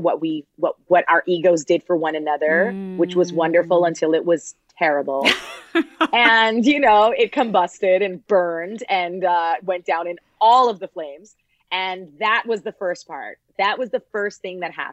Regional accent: Toronto, Ontario, Canada; I'm from Toronto. I'm a child of immigrants.

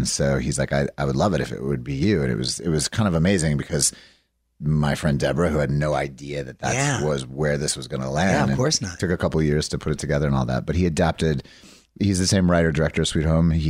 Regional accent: Fayetteville, Arkansas, United States; born there; Fayetteville. I was born in Fayetteville.

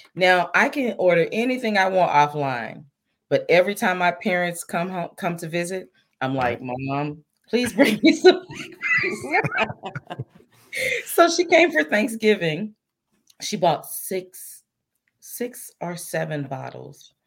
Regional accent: Mississippi, United States; moved away; I'm originally from Mississippi.

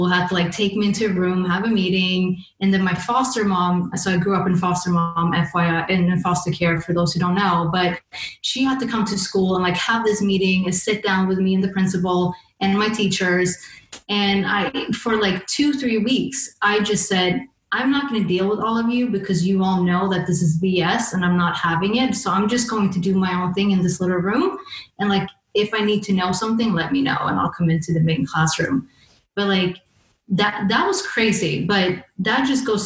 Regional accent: Sweden; moved away as an adult; now in London, United Kingdom; growing up in Sweden

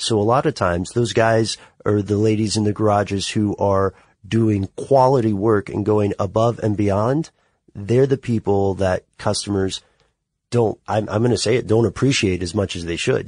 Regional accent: Nashville, Tennessee, United States; I'm from Tennessee. I have a, a city boy reputation I'll never be able to get rid of because I committed the grievous sin of being born in Nashville

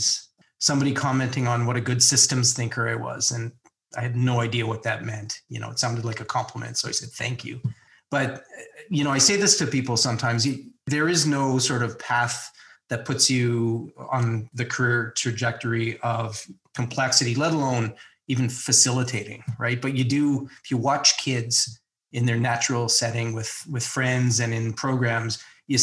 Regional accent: Toronto, Ontario, Canada; I grew up in Toronto in sort of the northeast suburbs

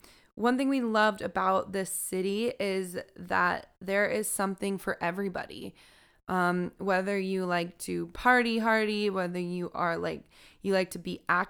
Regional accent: California, United States; We come from Southern California. There is a lot to do there, but sometimes with all of the driving involved, you don't take advantage of those kinds of opportunities.

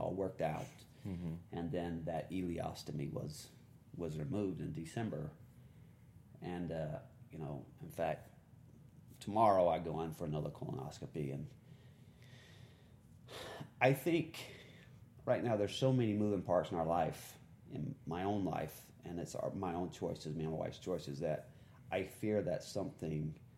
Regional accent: the South, United States; I'm from the South.

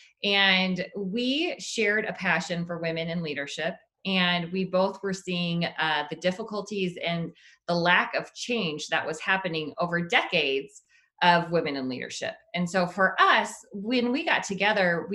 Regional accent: Omaha, Nebraska, United States; I grew up in Omaha

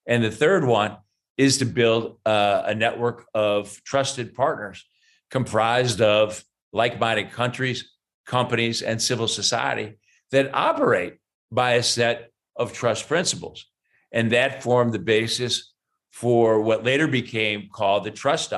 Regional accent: Ohio, United States; growing up in Ohio, my dad had a 5-person machine shop

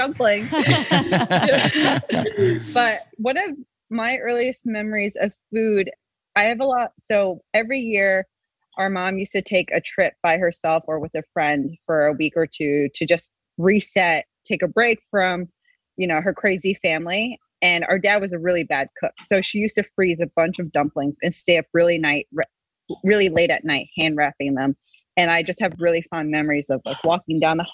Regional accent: Rockland County, New York, United States; We grew up in Rockland County, New York, which is about 45 minutes north of Manhattan.

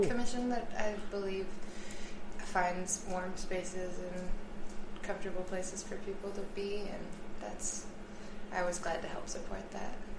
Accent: United States; I am an American

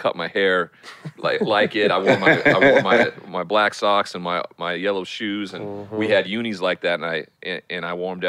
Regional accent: Montana, United States; Growing up in Montana, where there's a huge cowboy culture

